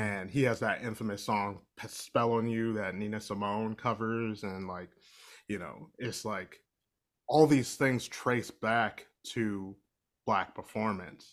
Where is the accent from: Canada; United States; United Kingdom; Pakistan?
United States; Ohio; I'm from Ohio